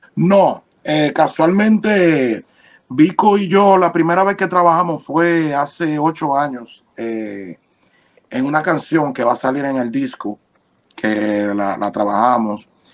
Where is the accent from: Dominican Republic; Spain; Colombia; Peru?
Dominican Republic; yo nací, crecí en República Dominicana